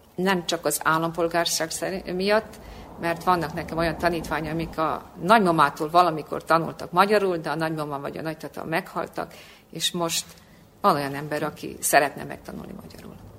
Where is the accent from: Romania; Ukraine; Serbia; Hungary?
Serbia; Subotica, Vojvodina; moved away as an adult; now in Belgrade, Serbia; Szabadkai vagyok